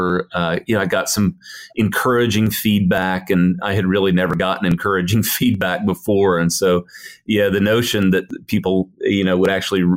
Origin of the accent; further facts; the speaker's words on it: Broken Arrow, Oklahoma, United States; moved away; I was born and raised here in Oklahoma, so it's nice to be back home for a little while.